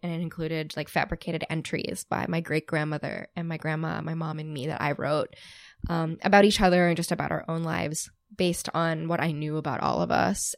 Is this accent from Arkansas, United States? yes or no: no; outside of Boston, Massachusetts, United States; growing up outside of Boston